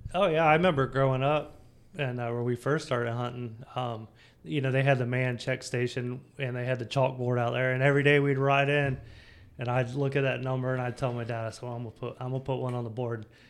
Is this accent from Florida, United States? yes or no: yes; Samsula, Florida, United States; I grew up in Sam Florida, was just outside of uh, New Smyrna Beach